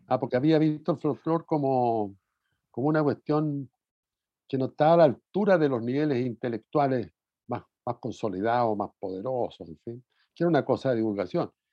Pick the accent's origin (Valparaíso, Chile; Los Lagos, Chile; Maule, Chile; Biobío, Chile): Biobío, Chile; Talcahuano; also born or lived in Curicó; Yo vivía en Talcahuano